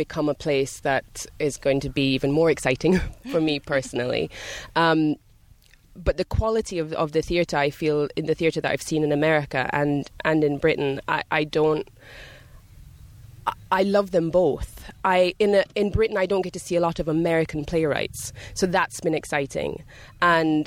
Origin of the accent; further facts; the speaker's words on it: Jamaica; also born or lived in Scotland / London; now in United States; I grew up in Jamaica.